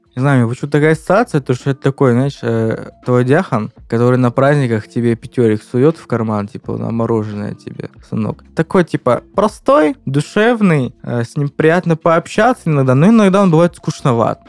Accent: Maykop, Adygea, Russia; moved away as an adult; now in Krasnodar, Russia; в моем родном городе

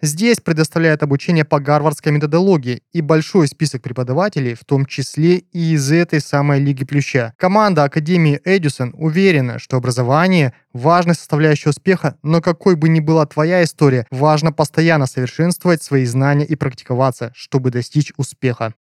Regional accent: Kazakhstan; Я тоже а, из Казахстана, в городе Шказган

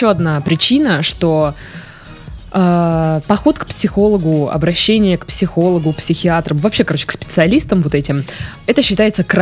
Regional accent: Tomsk, Tomsk Oblast, Russia; А, я же частично из Томска.

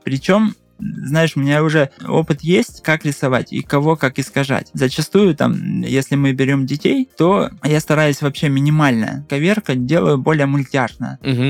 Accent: Russia; я только один из России был

